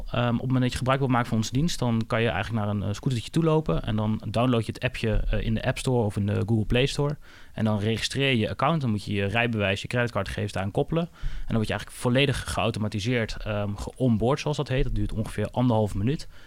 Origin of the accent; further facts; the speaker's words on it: Twente, Overijssel, Netherlands; de Twentse nuchterheid waar, waar ik vandaan kom.